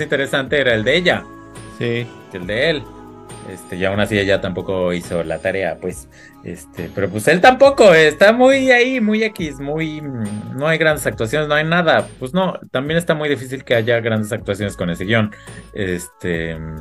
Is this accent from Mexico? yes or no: yes; Mexico